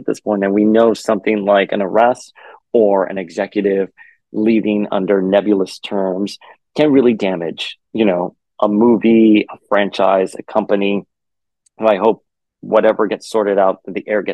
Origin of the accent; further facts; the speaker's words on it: Miami, Florida, United States; moved away; also born or lived in New York; I'm from Miami originally. Well, I guess I now live in Miami again, but I'm from Miami, Florida. I grew up going to Disney World